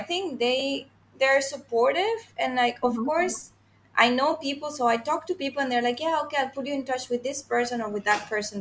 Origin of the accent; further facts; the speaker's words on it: Venezuela; now in Singapore; I'm from Venezuela, but I'm currently living in Singapore